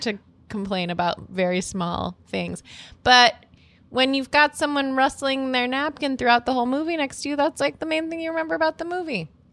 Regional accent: Massachusetts, United States; now in New York, United States; I'm from Massachusetts, and we say non for reals

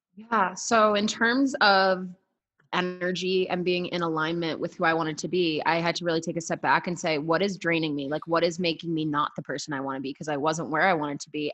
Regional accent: Boston, Massachusetts, United States; now in Colorado, United States; I am out of Colorado. I actually road tripped the country for a few months. I am originally from Boston, Massachusetts

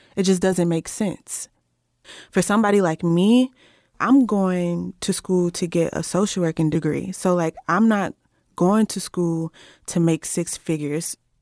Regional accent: Cincinnati, Ohio, United States; moved away as an adult; now in Berea, United States; I am from Cincinnati, Ohio, and I am currently a student at Berea College.

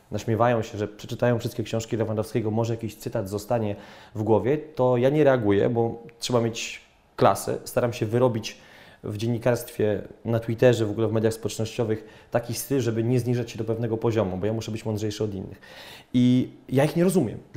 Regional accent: Poland; Od razu, dzień dobry, jestem z Polski, bla, bla, bla.

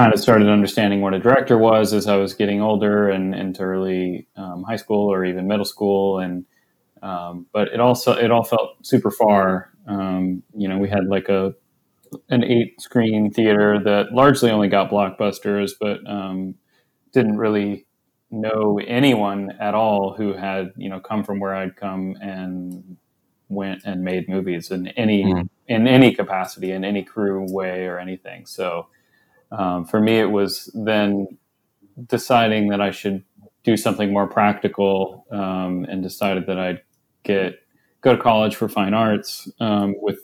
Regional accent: Jefferson City, Missouri, United States; moved away as an adult; now in Los Angeles, United States; I grew up in central Missouri, in Jefferson City and around

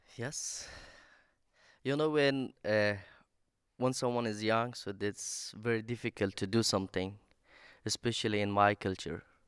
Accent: Afghanistan; English is a second language; now in Sweden; I'm from Afghanistan

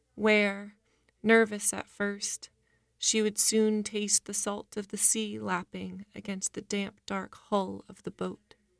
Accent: Portland, Maine, United States; moved away as an adult; now in New Orleans, United States; I'm originally from Portland, Maine. I've been living in New Orleans for seven years

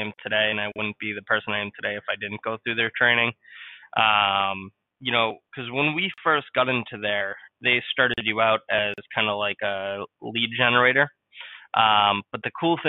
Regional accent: New England, United States; I was born and raised in New England.

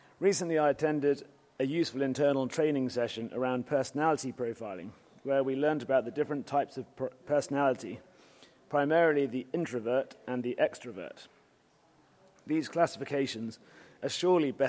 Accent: United Kingdom; being a Brit

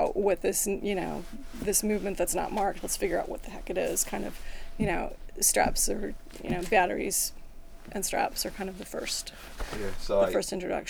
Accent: San Francisco, California, United States; also born or lived in Beirut, Lebanon; now in Los Angeles, United States; Yeah, I grew up there.

